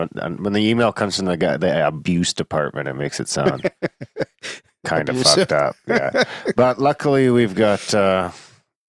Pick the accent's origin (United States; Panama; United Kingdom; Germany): United Kingdom; moved away; I'm fucking British